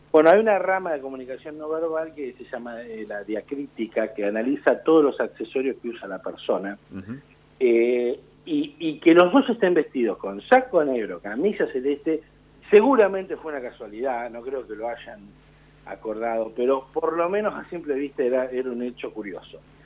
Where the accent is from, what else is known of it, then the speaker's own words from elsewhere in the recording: Argentina; como argentinos